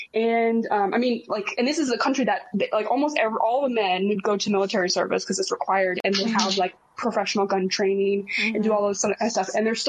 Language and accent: English; Texas, United States; as a Texan, I gotta be like respectful to the people who enjoy guns